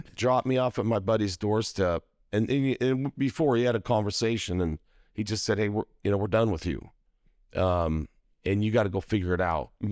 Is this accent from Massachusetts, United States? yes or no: no; Idaho Falls, Idaho, United States; moved away as an adult; also born or lived in Utah; I grew up in Idaho Falls, Idaho.